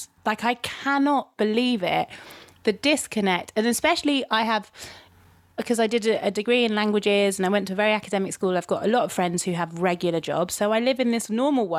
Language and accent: English; London, United Kingdom; I am from London. This is what it sounds like when I am from London.